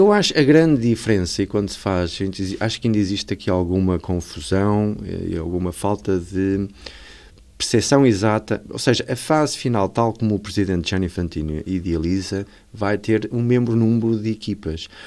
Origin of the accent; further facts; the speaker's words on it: Vila do Conde, Norte, Portugal; eu sou de Vila de Conde e na altura os meus irmãos jogavam, jogavam ténis